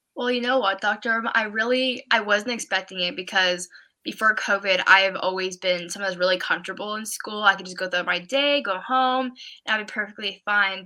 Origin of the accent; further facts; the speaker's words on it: Oregon, United States; I'm from Oregon.